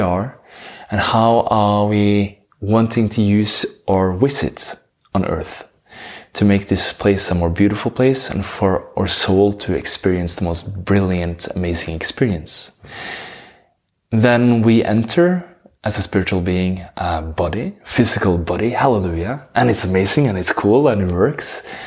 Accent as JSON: {"language": "English", "country": "Norway", "second_language": "English", "said": "I'm from Norway, that's why I have this beautiful accent."}